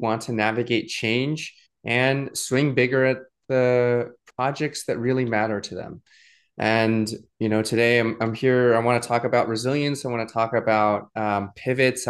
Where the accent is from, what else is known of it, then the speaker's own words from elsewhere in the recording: New England, United States; moved away as an adult; also born or lived in Suzhou, China; I grew up in New England